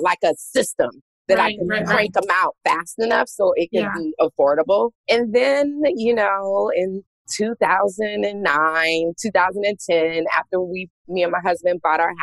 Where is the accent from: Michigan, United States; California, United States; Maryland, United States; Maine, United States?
California, United States; Los Angeles; moved away as an adult; also born or lived in Washington, D.C.; born and raised in Los Angeles, California. I left Los Angeles, Southern California to go to Washington, D.C. for school, for college at Howard University.